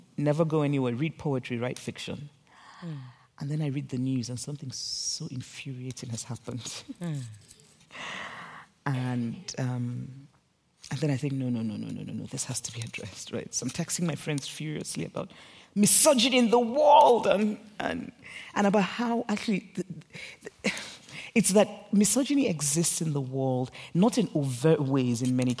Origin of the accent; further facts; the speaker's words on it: Nigeria; I grew up in Nigeria